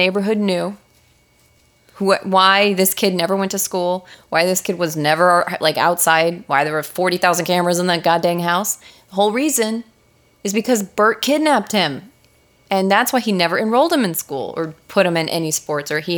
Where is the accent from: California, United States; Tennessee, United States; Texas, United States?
Texas, United States; Texans weren't like what we see on the news now where it looks like we're all shitheads